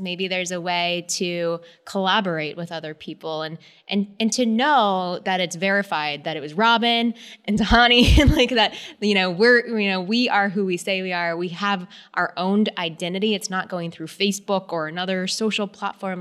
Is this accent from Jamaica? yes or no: no; San Antonio, Texas, United States; I am a girl from Texas, so I definitely grew up in the outdoors